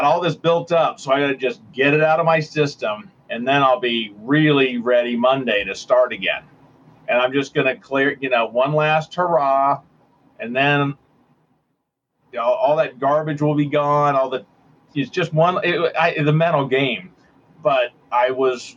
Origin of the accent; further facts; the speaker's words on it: California, United States; moved away as an adult; now in Cincinnati, United States; I grew up on the West Coast in California, but came out for college to Cincinnati, Ohio